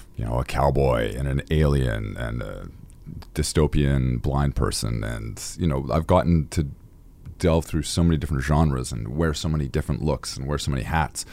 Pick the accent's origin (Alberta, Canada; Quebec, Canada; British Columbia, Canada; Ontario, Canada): British Columbia, Canada; Victoria; I originally grew up in Victoria, B C.